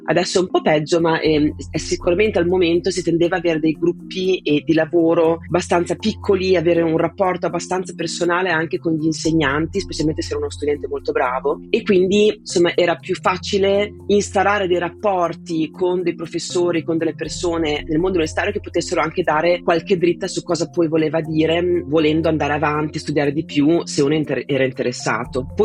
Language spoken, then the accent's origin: Italian; Italy; moved away as an adult; now in England; Io sono partita dall'Italia eh, che avevo appena compiuto 18 anni e subito dopo il liceo mi interessava studiare una materia che avesse a che fare con la filosofia ma anche con le scienze naturali